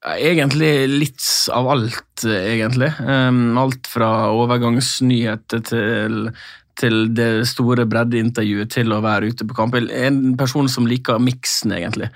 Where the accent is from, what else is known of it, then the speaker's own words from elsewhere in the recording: Sunnmøre, Møre og Romsdal, Norway; moved away; for min del som sunnmøring